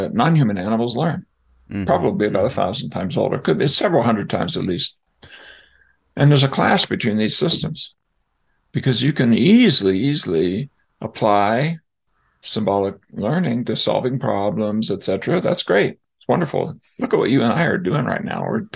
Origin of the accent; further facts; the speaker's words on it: San Diego, California, United States; I grew up in San Diego